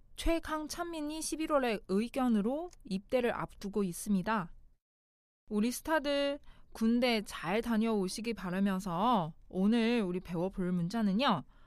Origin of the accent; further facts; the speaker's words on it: China; Korean is a second language; now in South Korea; 중국에서 온 저